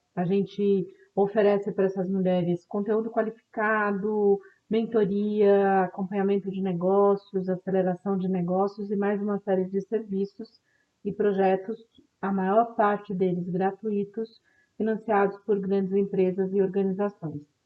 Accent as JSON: {"language": "Portuguese", "country": "Brazil", "said": "como brasileiros e brasileiras que vivem nesse país"}